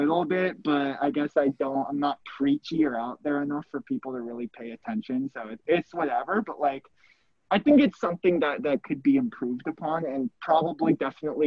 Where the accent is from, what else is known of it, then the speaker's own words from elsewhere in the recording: West Coast, United States; moved away; I'm from the West Coast, born and raised